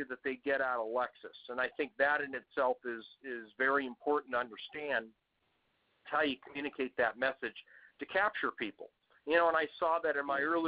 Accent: United States; accent: Yank; I come from the background in the U.S. As you can tell by my Yank accent

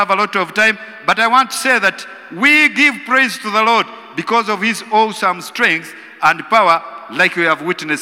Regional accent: Western Region, Uganda; I come from Western Uganda

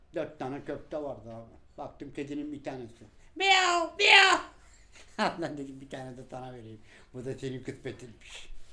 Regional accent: Balıkesir, Turkey; now in Istanbul, Turkey

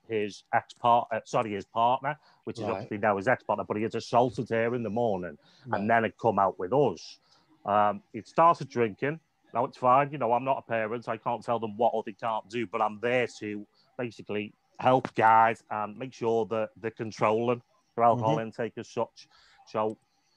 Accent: Liverpool, North West England, United Kingdom; also born or lived in Wales / Southport; We moved from Liverpool to Wales because she was originally from Wales

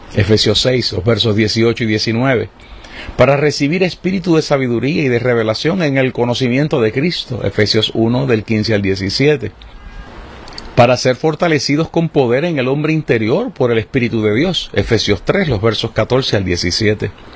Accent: Puerto Rico; las situaciones en las que vivimos como puertorriqueños

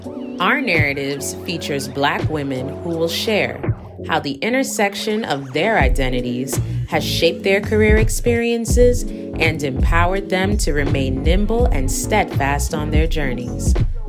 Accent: New York City, New York, United States; Brooklyn born and raised with a rich Jamaican heritage.

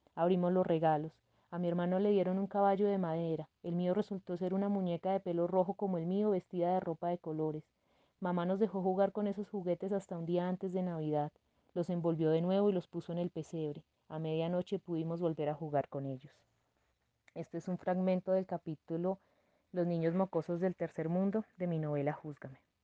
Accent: Bojacá, Cundinamarca, Colombia; moved away as an adult; also born or lived in Madrid, Cundinamarca / Bogotá / Hamburg, Germany; Soy nacida en Madrid, Cundinamarca, en el año 1985. Mi infancia transcurrió en un municipio cercano a Bogotá que se llama Oaxaca.

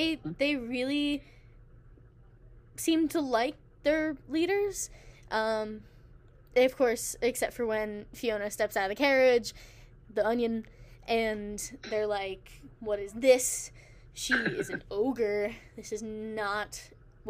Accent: United States; I was born in America

